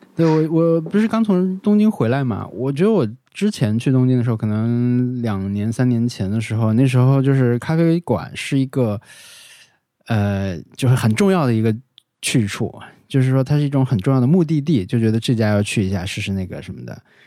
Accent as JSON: {"language": "Chinese", "region": "an autonomous prefecture in Yunnan", "country": "China", "tie": "born or raised there", "moved": "yes", "said": "他们有一个播客品牌就去了我老家， 就是我们在那个， 那个州"}